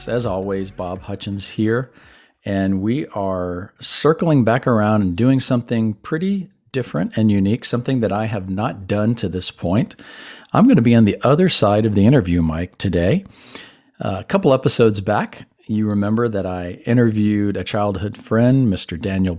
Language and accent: English; Panama; first language Spanish; English is a second language; also born or lived in Puerto Rico / Miami; But growing up in Latin environments, both Panama, Puerto Rico, my parents say that Spanish was the first language that I learned. Because back in the 60s, when I was born, especially in Panama